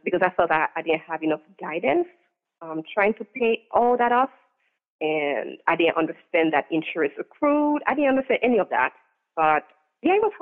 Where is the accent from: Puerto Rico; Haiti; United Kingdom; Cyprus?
Haiti; now in New Hampshire, United States; I grew up in Haiti